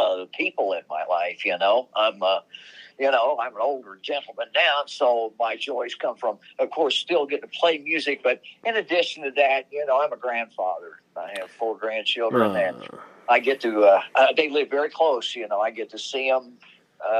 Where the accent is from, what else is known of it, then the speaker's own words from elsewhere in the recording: Indiana, United States; I'm from Indiana